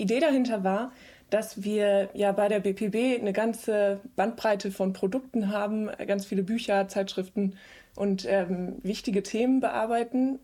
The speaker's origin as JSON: {"language": "German", "region": "West Germany", "country": "Germany", "said": "wir sind alle aus dem Westen. Also alle äh, vier oder fünf Leute, die dann in diesem Team äh, zusammensaßen, ähm, kamen irgendwie aus Westdeutschland"}